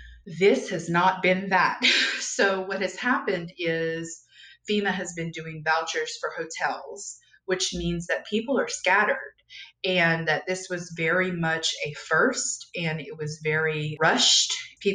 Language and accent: English; Louisiana, United States; We are probably about 2 hours west of New Orleans. We're in what's referred to as Cajun country. I am from here originally. I don't have the accent.